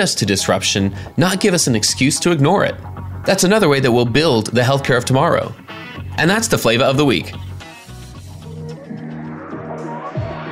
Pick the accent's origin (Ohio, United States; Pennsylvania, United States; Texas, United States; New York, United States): Texas, United States; Houston; now in Arizona, United States; spending still a lot of years in Texas growing up in Houston